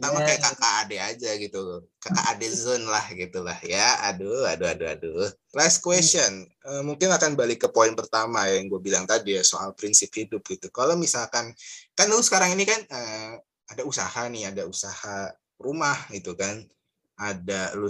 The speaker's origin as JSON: {"language": "Indonesian", "town": "Wonosobo", "region": "Central Java", "country": "Indonesia", "tie": "born or raised there", "said": "gua tuh kebetulan lahir di Wonosobo ya bokap bokap Magelang, nyokap Banjarnegara, tapi besar di Wonosobo, tumbuh di Wonosobo."}